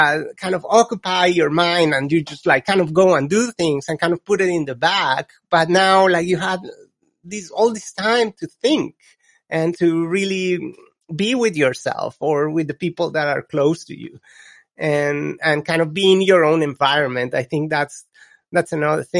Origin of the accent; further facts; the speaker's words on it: Colombia; English is a second language; now in United States; I come from Colombia, which is when I was growing up, it was a complete different environment.